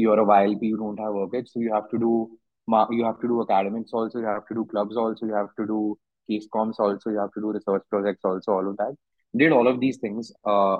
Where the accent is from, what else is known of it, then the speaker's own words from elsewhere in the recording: Delhi, India; I come from Delhi. Came back home.